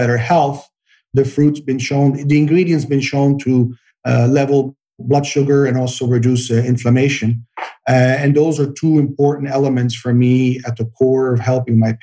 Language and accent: English; Belgium; now in Santa Barbara, United States; I grew up in Belgium